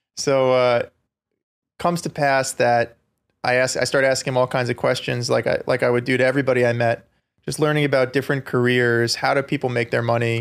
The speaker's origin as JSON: {"language": "English", "area": "Long Island", "region": "New York", "country": "United States", "tie": "born or raised there", "said": "I grew up on Long Island"}